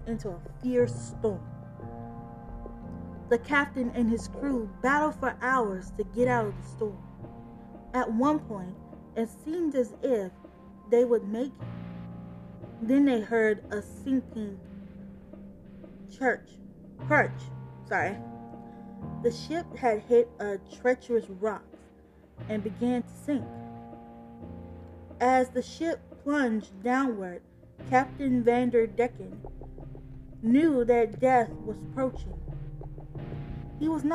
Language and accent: English; Chicago, Illinois, United States; I'm from Chicago